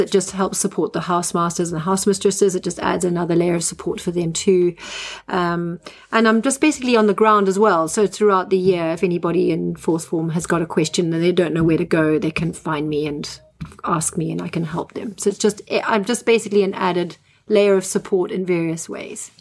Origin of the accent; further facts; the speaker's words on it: Zimbabwe; moved away as an adult; now in England, United Kingdom; I'm a Zimbabwean um, and was born and bred in Zimbabwe.